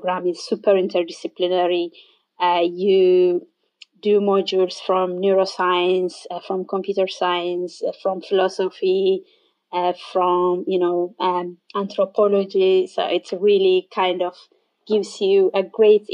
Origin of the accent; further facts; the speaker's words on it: Ethiopia; moved away as an adult; now in Ireland; I am from Ethiopia originally